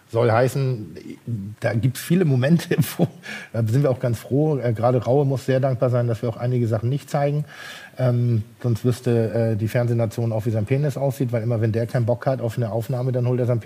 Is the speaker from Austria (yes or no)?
no; Pinneberg, Schleswig-Holstein, Germany; Nein, ich bin insofern nicht eitel, weil ich komme aus Pinneberg